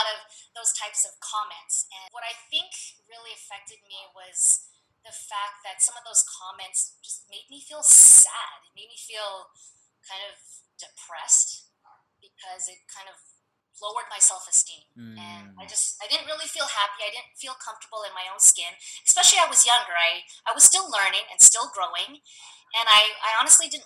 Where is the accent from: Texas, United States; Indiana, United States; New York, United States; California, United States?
California, United States; San Diego; also born or lived in Okinawa, Japan; And I have lived in San Diego ever since I was 4 years old